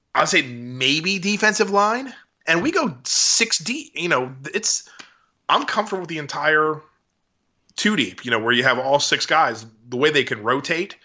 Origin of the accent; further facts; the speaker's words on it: Baltimore, Maryland, United States; now in Dallas, United States; I'm from Baltimore